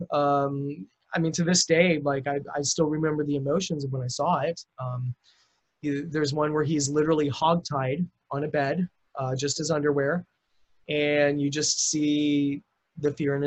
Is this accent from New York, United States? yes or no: no; Lincoln, Nebraska, United States; moved away; I'm originally from Lincoln, Nebraska